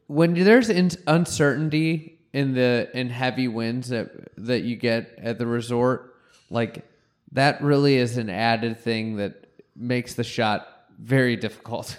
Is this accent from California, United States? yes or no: no; Chicago, Illinois, United States; I'm from Chicago